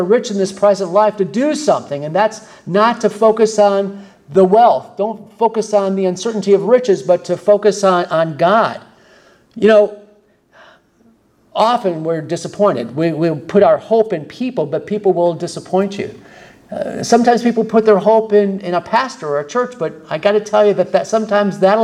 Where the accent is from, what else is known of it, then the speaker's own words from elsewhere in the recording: Michigan, United States; I'm from Michigan